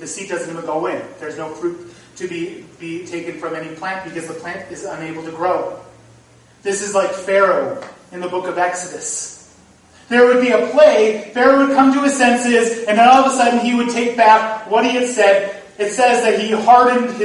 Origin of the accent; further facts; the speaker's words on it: North Dakota, United States; now in Iowa, United States; I grew up in North Dakota.